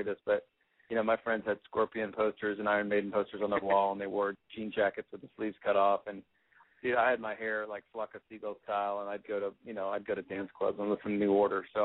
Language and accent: English; Westport, Connecticut, United States; In Westport, Connecticut